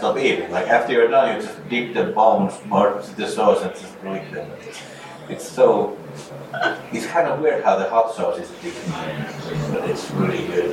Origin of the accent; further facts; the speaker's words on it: Finland; moved away as an adult; now in Los Angeles, United States; we're both from Finland